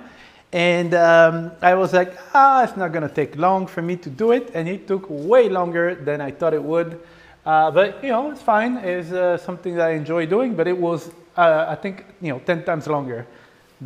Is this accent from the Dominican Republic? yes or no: no; France; moved away; I grew up in France